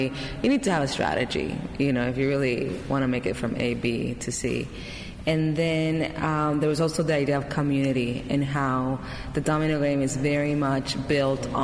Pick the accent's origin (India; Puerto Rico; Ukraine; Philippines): Puerto Rico; Carolina; I grew up in Puerto Rico in a town called Carolina, which is actually the birthplace of reggaeton.